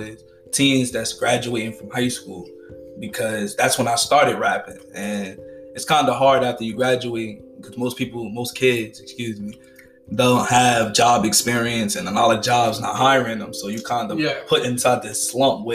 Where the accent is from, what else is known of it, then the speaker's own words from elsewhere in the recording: Newark, New Jersey, United States; I was born and raised in Newark, New Jersey